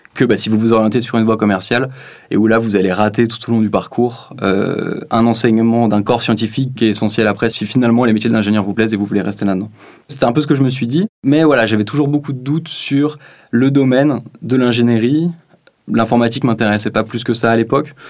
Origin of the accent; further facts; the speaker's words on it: Lausanne, Vaud, Switzerland; je viens de Lausanne, en Suisse